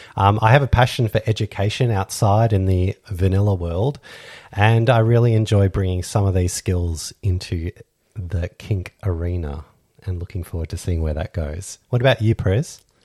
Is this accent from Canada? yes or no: no; Australia; We're Australian lifestyle kinksters